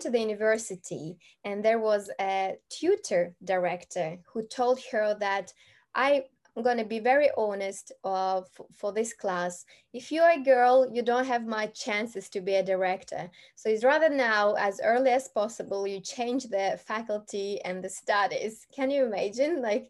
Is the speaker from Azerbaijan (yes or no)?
yes; Azerbaijan; moved away; I'm originally from Azerbaijan, which is a very small country.